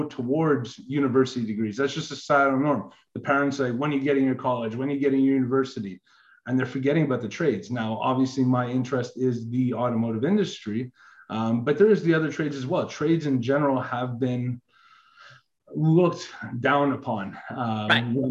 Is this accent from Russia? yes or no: no; Canada; I am Canadian